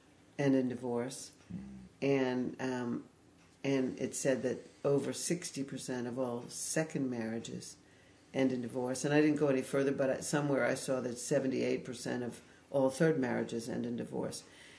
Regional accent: Fire Island, New York, United States; I grew up on Fire Island, New York.

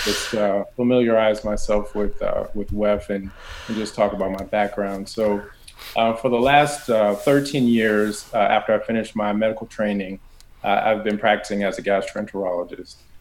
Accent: Southern California, United States; I grew up in Southern California

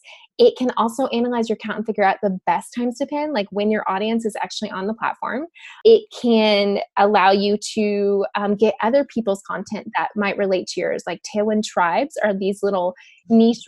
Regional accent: Dallas, Texas, United States; I grew up in Dallas

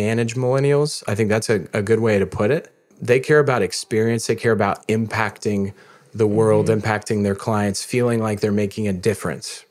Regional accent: Missouri, United States; I'm from Missouri

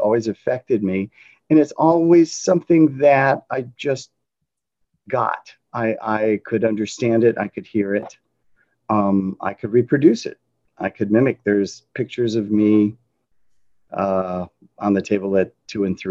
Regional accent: Detroit, Michigan, United States; I was raised in Detroit.

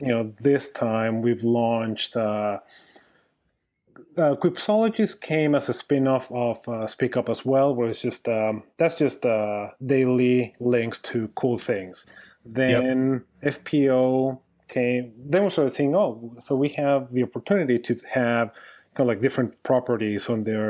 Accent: Mexico; moved away; also born or lived in New York / Austin; I'm originally from Mexico

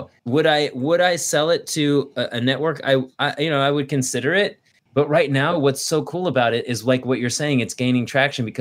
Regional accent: Thousand Oaks, California, United States; also born or lived in San Luis Obispo; I grew up in Thousand Oaks.

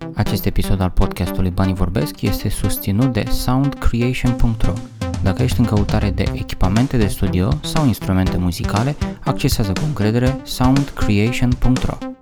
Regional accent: Romania

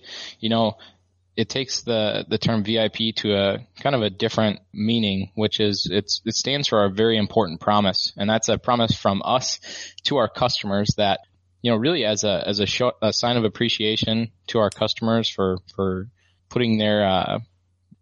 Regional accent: Midwest, United States; I grew up in the Midwest

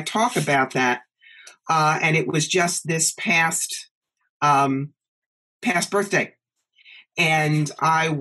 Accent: New York, United States; moved away as an adult; also born or lived in Atlanta; I'm from New York

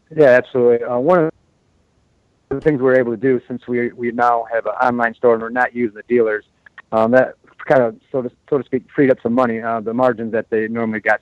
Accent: United States; we as American

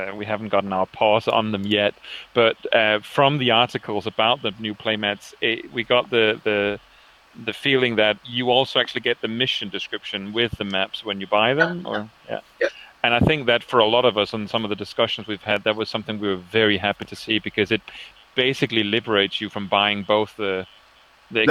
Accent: Denmark; now in Netherlands; travel back to Denmark and actually play X-Wing in my home country

